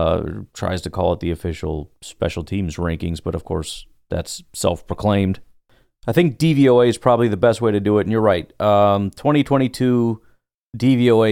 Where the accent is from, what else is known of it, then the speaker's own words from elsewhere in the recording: Hanover Park, Illinois, United States; I grew up in Hanover Park. Mostly, I was all over the place, but it was mostly Hanover Park